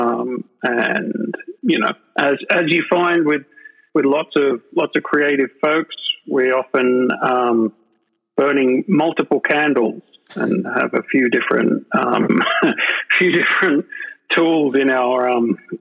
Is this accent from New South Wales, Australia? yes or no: yes; Sydney, New South Wales, Australia; moved away as an adult; also born or lived in London; I'm from Sydney, Australia. That's where I'm from. Well, it's where I'm recording from with you right at the moment. Born and grew up here